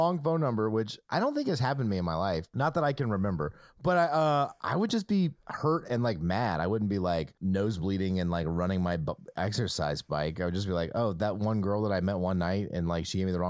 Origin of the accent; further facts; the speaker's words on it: the South, United States; I was. I still live here.